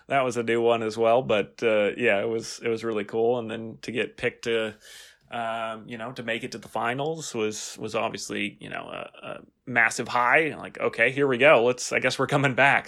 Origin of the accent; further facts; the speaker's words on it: San Francisco, California, United States; I grew up in California near San Francisco